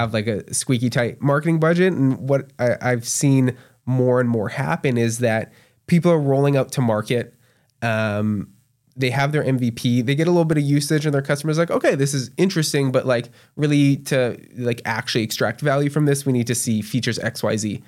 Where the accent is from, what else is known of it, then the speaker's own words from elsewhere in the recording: Canada; moved away as an adult; now in Tulsa, United States; especially as a Canadian